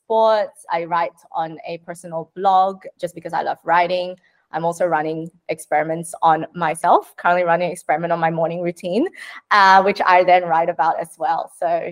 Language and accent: English; Sydney, New South Wales, Australia; I'm from Sydney